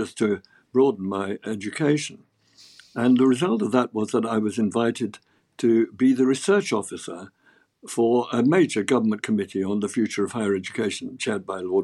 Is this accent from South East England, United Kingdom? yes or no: yes; Oxford, South East England, United Kingdom; also born or lived in London; I grew up in Oxford because we were moving out of London to avoid the Blitz